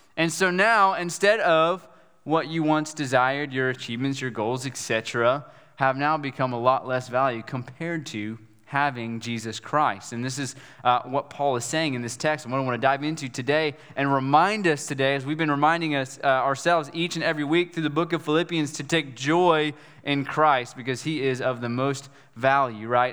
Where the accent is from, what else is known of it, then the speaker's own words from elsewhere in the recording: West Virginia, United States; moved away; I'm from West Virginia